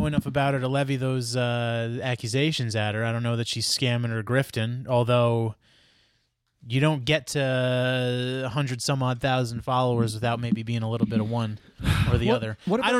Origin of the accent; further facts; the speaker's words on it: Queens, New York, United States; I would say, you know, I'm from Queens. It's... considered the most diverse county in the world, all types of people living in harmony together, going to the park, enjoying their time in the sun when it's available to them in New York.